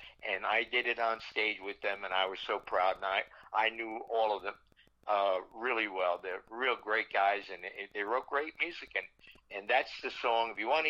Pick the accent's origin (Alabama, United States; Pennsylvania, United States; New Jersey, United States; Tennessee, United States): New Jersey, United States; I grew up on Columbia Avenue, State, New Jersey. Next door to my house, because we had an integrated neighborhood, was a Baptist church